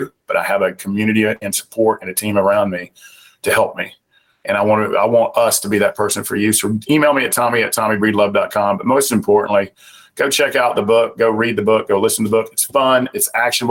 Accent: Southern United States, United States; accent: Southern; my Southern accent

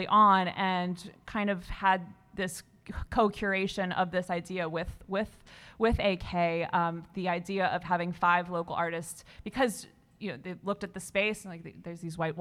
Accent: Midwest, United States; moved away; also born or lived in Colorado / the South / Brooklyn; I grew up in the Midwest. I moved to Colorado. I moved to the South

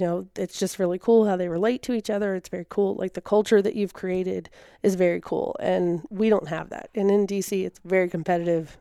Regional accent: Virginia, United States; moved away as an adult; also born or lived in South Carolina; now in Tennessee, United States; I'm from Virginia originally.

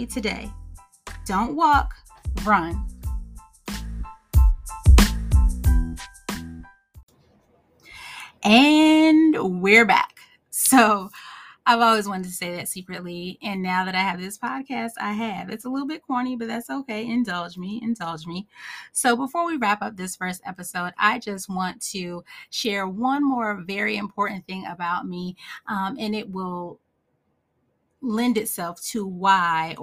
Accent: Northeast, United States; born or raised there

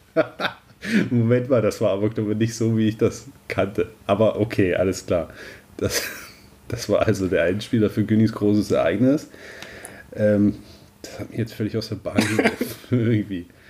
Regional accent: Southern Brandenburg, Germany; das bei uns in Südbrandenburg noch so ein sorbischer Brauch

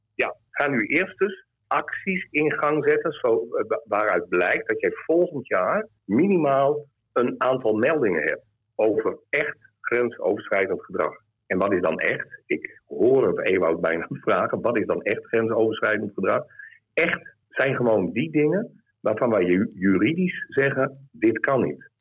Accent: Groningen, Netherlands; ik kom hier uit Noorden, uit, uit Groningen

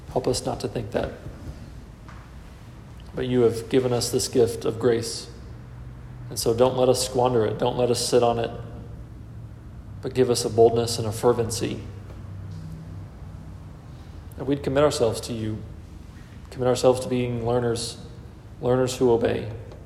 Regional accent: Texas, United States; I was born in Texas

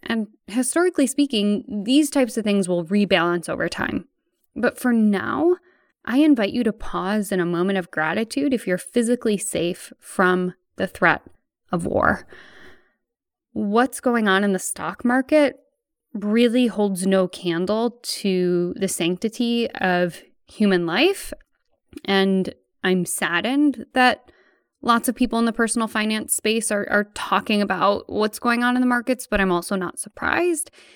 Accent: United States; my home country of the United States

